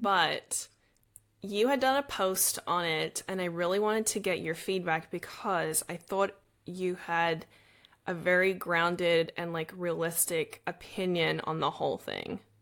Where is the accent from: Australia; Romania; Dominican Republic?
Australia; now in Los Angeles, United States; I'm Australian